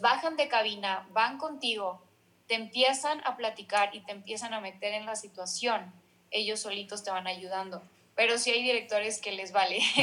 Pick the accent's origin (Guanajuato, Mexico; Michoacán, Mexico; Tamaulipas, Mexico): Tamaulipas, Mexico; Ciudad Victoria; moved away as an adult; also born or lived in Mexico City; soy de Ciudad Victoria, Tamaulipas. Eh, a los 23 años me fui al CEA de Televisa